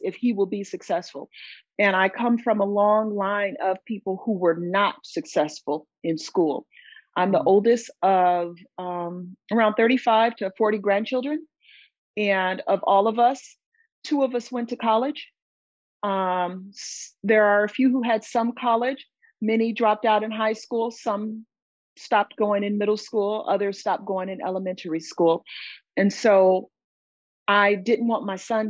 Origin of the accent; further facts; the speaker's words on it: Southern California, United States; moved away as an adult; now in North Syracuse, United States; I'm originally from Southern California.